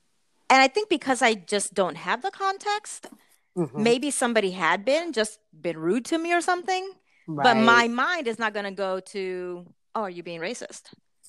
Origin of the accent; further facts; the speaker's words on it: Puerto Rico; also born or lived in United States; And so from the time I was 10 years old until 20, I lived in Puerto Rico. So basically my formative years.